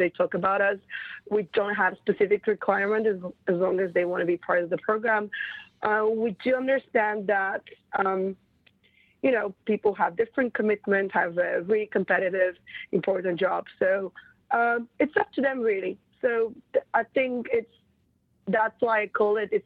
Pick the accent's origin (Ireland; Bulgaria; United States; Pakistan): Bulgaria; moved away as an adult; also born or lived in Europe; now in London, United Kingdom; I was born in Bulgaria